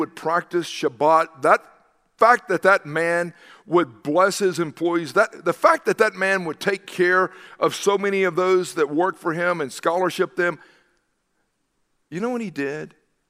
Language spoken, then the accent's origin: English; the South, United States; You remember growing up in the South that even businesses and others would shut down on Wednesday afternoon